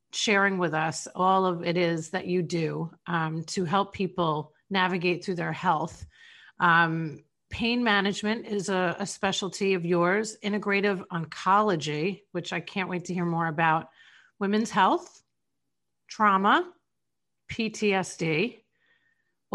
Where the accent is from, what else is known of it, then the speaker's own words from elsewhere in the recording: Long Island, New York, United States; now in St. Petersburg, United States; I was raised in Long Island